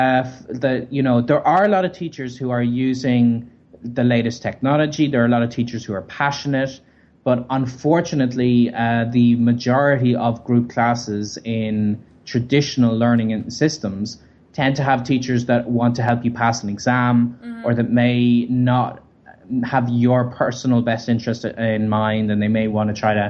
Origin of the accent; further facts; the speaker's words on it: Ireland; moved away; also born or lived in Berlin; from Ireland.